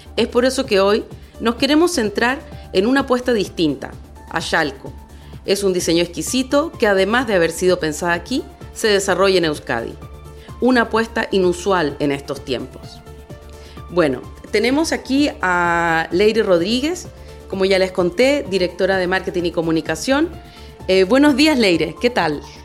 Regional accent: Chile; now in Basque Country, Spain; chilena de nacimiento, euskalduna de adopción.

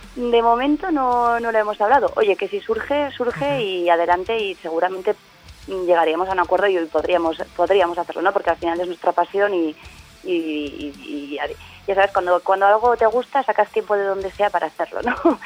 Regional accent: Tafalla, Navarre, Spain; yo soy de Tafalla

